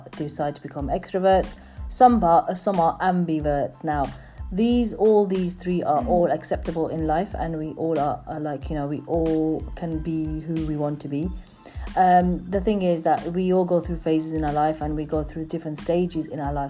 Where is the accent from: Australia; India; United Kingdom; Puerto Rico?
United Kingdom; England; We live in England. We're born and bred in England, so we are British.